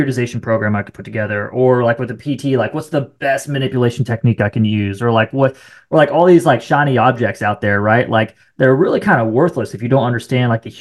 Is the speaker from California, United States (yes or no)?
no; Marion, Ohio, United States; moved away; I'm actually from Ohio. So then, I'm from the Columbus area, like this small town just north of Columbus called Marion, Ohio is where I'm from